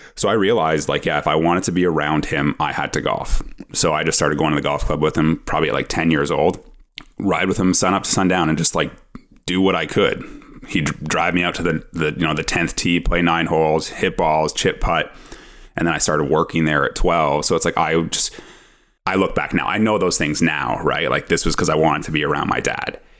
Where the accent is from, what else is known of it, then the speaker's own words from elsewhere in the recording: Ottawa, Ontario, Canada; I'm from Ottawa